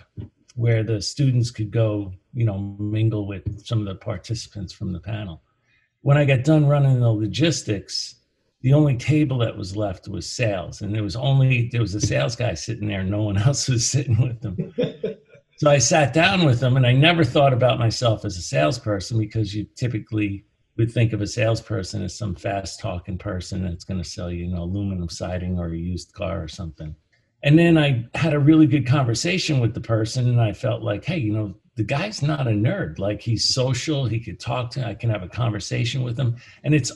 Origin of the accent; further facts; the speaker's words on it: United States; also born or lived in New Jersey; I grew up in New York and New Jersey.